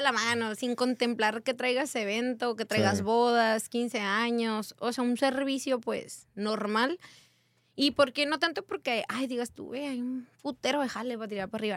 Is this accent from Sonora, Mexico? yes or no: yes; Hermosillo, Sonora, Mexico; moved away as an adult; also born or lived in Baja California; now in Tecate, Mexico; Soy originaria de Hermosillo, Sonora